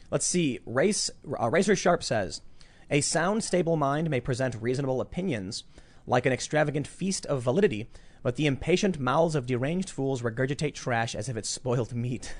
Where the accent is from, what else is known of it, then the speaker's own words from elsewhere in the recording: Chicago, Illinois, United States; growing up in Chicago, very, uh, eclectic